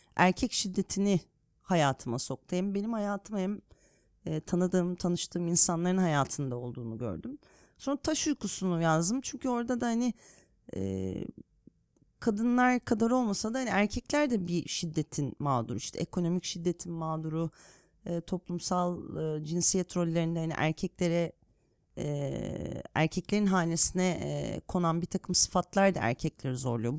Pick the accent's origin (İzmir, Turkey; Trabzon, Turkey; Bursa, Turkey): Bursa, Turkey; now in Istanbul, Turkey; Bursa'da büyüdüğüm için. Bursalıyım derim